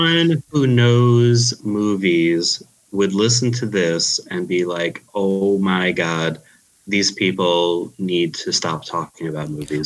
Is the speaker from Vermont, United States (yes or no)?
no; New York City, New York, United States; accent: Queens; I am from Queens, Queens, New York. There, you know, thus my very strong Queens accent.